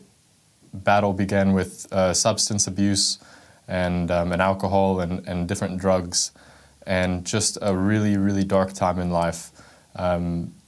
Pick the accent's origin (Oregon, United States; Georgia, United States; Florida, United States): Florida, United States; also born or lived in California; when I was 7 years old, my parents got divorced and we moved from California to Florida